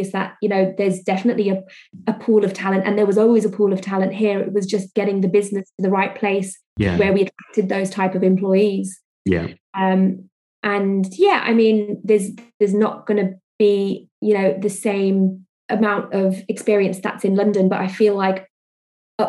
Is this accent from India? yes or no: yes; India; also born or lived in Spain; now in Greater Manchester, United Kingdom; Being Indian